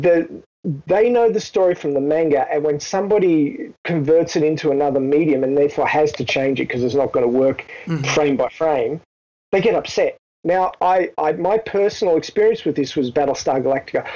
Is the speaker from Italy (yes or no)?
no; Australia; being an Australian